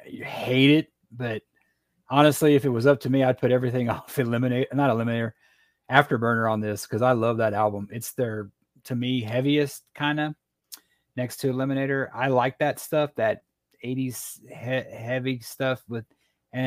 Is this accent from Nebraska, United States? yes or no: no; Texas, United States; growing up in Texas